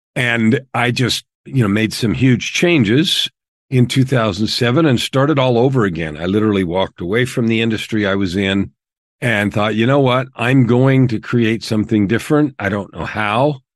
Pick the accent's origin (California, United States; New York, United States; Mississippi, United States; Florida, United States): California, United States; San Francisco Bay Area; also born or lived in Phoenix, Arizona; now in Edmonton, Canada; We grew up in the San Francisco Bay Area in the years of the hippies